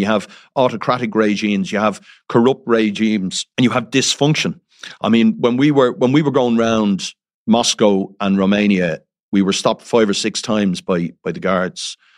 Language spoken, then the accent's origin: English; Dublin, Leinster, Ireland; I'm from Dublin